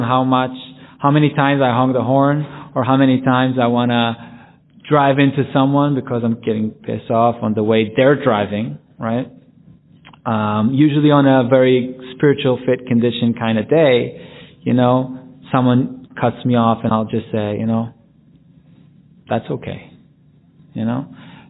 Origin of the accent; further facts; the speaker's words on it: Jerusalem, Jerusalem District, Israel; my hometown in Jerusalem